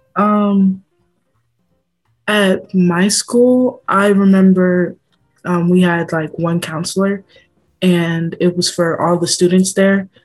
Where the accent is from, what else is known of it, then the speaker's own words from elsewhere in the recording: Oakland, California, United States; I'm also from Oakland